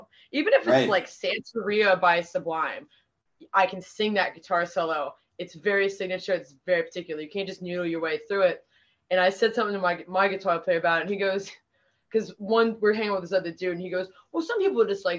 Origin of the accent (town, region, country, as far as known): Pittsburgh, Pennsylvania, United States